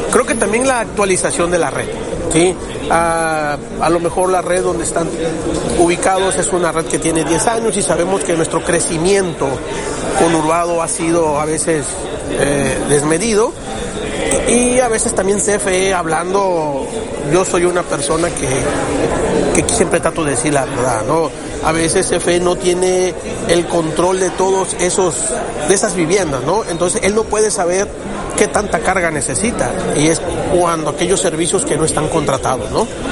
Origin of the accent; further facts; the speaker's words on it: Tabasco, Mexico; yo soy de Tabasco